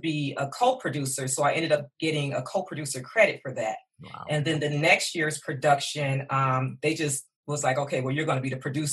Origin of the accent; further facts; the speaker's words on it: Detroit, Michigan, United States; I am born and raised in Detroit